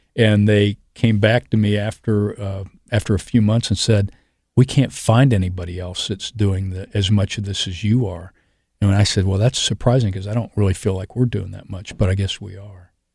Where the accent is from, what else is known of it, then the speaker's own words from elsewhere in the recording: Columbus, Ohio, United States; I grew up in Clintonville. I was, uh, uh, I went to, uh, public, Columbus Public Schools